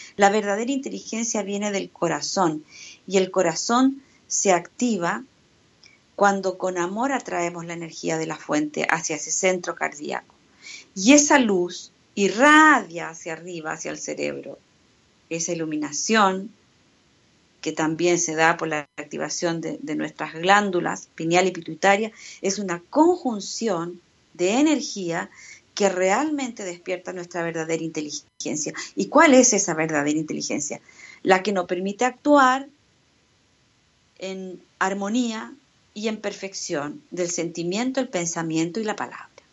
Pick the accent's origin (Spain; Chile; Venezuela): Chile